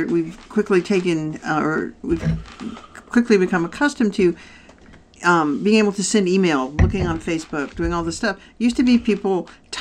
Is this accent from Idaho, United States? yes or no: yes; Pocatello, Idaho, United States; I grew up in Pocatello, Idaho